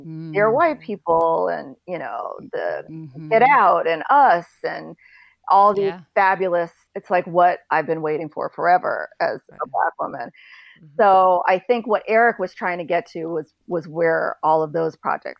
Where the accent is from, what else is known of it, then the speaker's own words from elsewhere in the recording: Northern Virginia, United States; I'm from Northern Virginia.